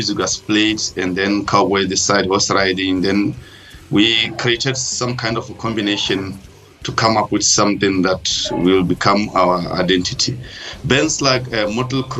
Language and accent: English; Rakops, Central District, Botswana; also born or lived in Ghanzi, Botswana; I'm actually originally from Raikops in the central part of Botswana